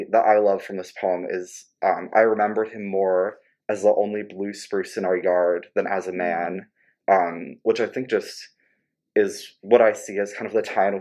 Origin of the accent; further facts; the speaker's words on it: Jobstown, New Jersey, United States; I'm from a little town called Jobstown in New Jersey, which is close to Philadelphia